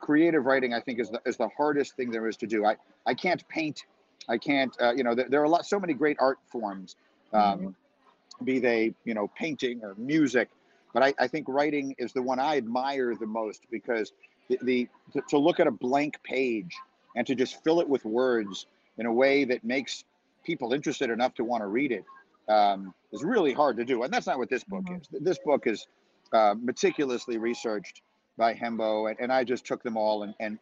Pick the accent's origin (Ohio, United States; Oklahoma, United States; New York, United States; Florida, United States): New York, United States; New York City; I grew up in New York City